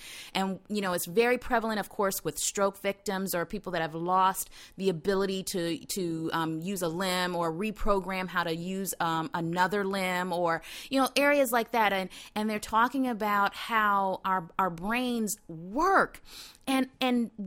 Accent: the South, United States; I'm from the South

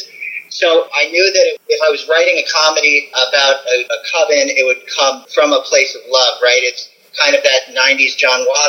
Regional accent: the South, United States; I grew up in the South where the very idea of witchcraft is, you know, evil to people

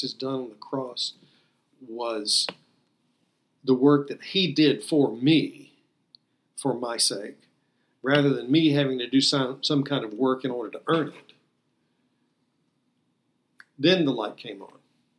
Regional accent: the Bible Belt, United States; I had heard growing up in the Bible Belt many, many times I had heard sermons

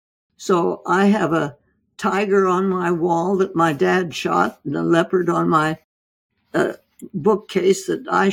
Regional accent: India; Well, I was born and raised in India, in the jungles of India.

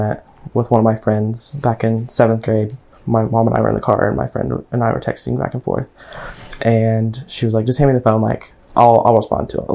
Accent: Maryville, Tennessee, United States; also born or lived in Knoxville, Tennessee; I was born in Knoxville, Tennessee, and I was raised in Maryville, Tennessee

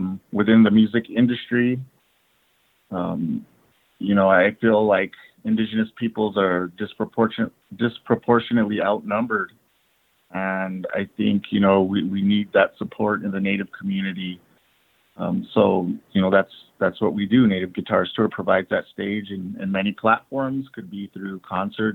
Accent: Cochiti Pueblo, New Mexico, United States; now in Albuquerque, United States; I'm from the Pueblo lands of New Mexico, Cochiti Pueblo to be exact

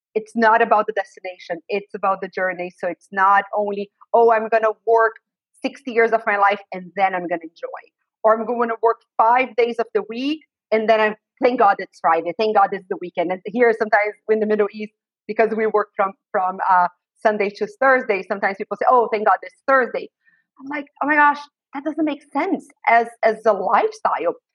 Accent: Brazil; moved away as an adult; now in United States; I was raised in Brazil. I was born in the US but raised in Brazil and I uh, lived there for the first 32 years of my life

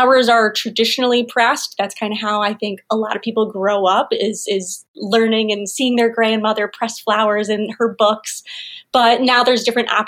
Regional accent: Rochester, New York, United States; also born or lived in Ithaca / Nashville; I grew up here in the Finger Lakes area. I grew up in Rochester

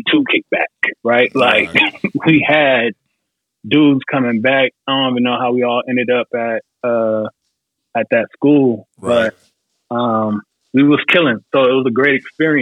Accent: Chino Hills, California, United States; moved away as an adult; also born or lived in Georgia, United States / New York; I grew up in Cali.

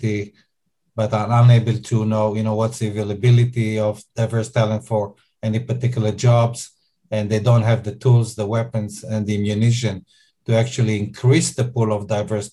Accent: Israel; accent: Israeli; I'm Israeli, as you may be able to hear from my accent.

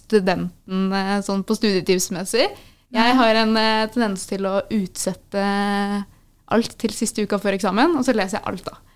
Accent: Moss, Østfold, Norway; moved away as an adult; now in Stavanger, Norway; så er jeg egentlig fra Moss i Østfold

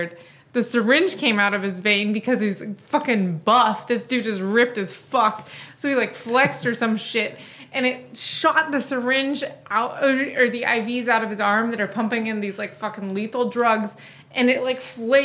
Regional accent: Washington, United States; my home state of Washington

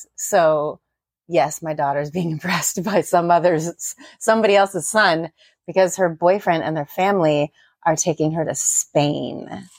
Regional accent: Iowa, United States; So we're from Iowa

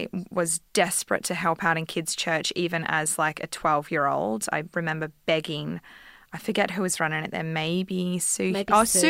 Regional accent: Victoria, Australia; also born or lived in Emerald; now in Queensland, Australia; we grew up with them in Victoria as well

